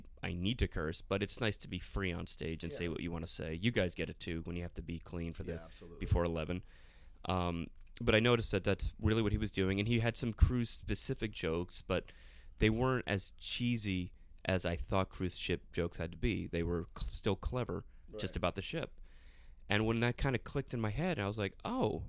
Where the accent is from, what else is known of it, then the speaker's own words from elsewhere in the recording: South Florida, United States; I'm from South Florida